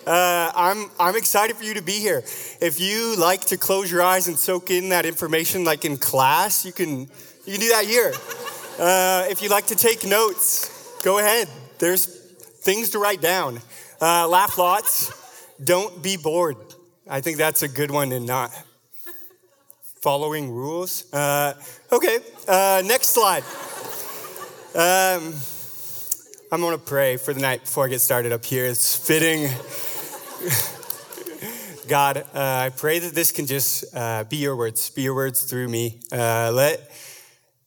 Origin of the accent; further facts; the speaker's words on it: Vashon, Washington, United States; you have to be creative growing up on Vashon to have fun.